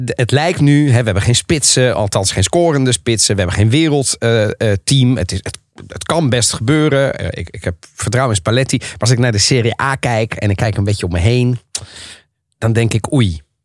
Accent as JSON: {"language": "Dutch", "town": "The Hague", "region": "South Holland", "country": "Netherlands", "said": "toen ik als Haagse jongen"}